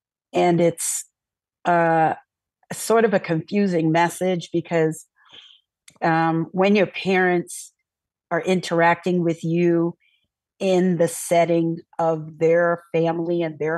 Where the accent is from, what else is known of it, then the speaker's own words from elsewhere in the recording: New York City, New York, United States; now in Alaska, United States; I was born and raised in Brooklyn to immigrant parents. My parents are native to Panama, and they both immigrated here at different times.